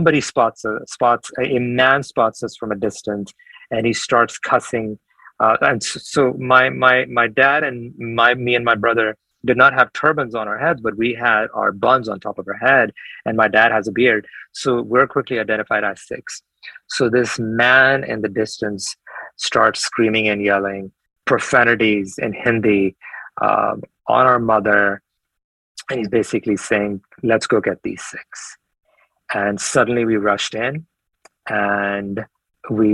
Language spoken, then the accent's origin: English; United States; also born or lived in India; I knew I was American at the time